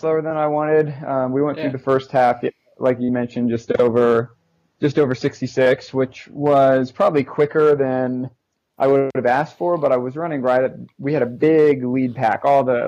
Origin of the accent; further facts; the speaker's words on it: Indianapolis, Indiana, United States; moved away; also born or lived in Chicago; My hometown, Irvington, which is on like the near east side of Indianapolis